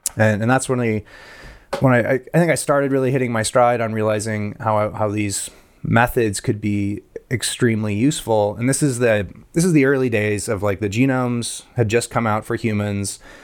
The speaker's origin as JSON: {"language": "English", "country": "Guatemala", "tie": "born or raised there", "moved": "yes", "said": "I grew up in Guatemala."}